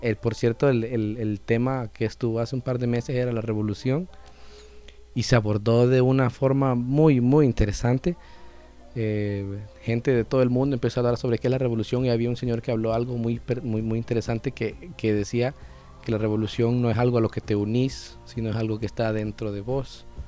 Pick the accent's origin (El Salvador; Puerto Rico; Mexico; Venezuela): El Salvador; una identidad como salvadoreños, que a mi fecha, a mis 26 años, todavía no sé cuál exactamente es esa